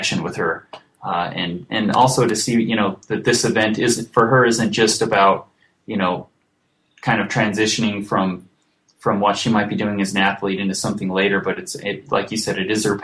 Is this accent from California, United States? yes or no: no; Beaver, Utah, United States; my hometown of Beaver, Utah